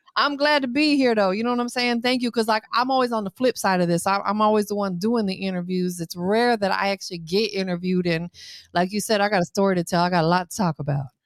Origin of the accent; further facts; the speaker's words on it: Tampa, Florida, United States; I'm from Tampa